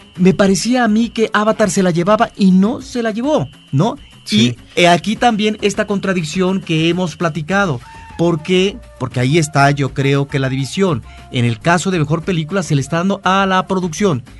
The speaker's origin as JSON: {"language": "Spanish", "country": "Mexico"}